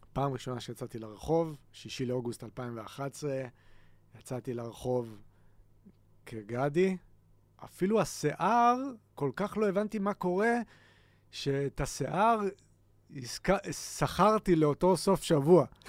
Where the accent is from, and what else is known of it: Haifa, Haifa District, Israel